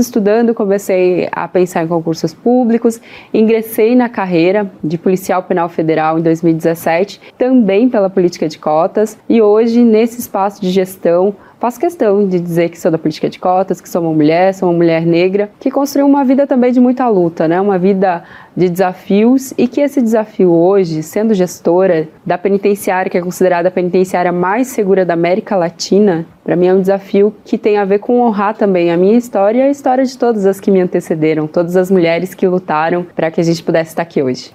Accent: interior of Paraná, Brazil; now in Brasília, Brazil; Nasci de família muito pobre, sou paranaense, nasci no interior do Paraná

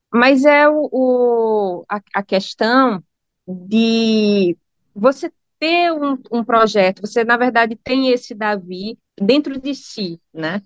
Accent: Brazil; also born or lived in Norwich; como brasileira que ganha em real

